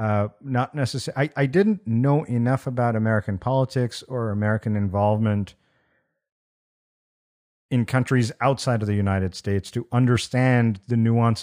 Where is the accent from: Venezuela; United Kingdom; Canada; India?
India; moved away; when I was growing up in India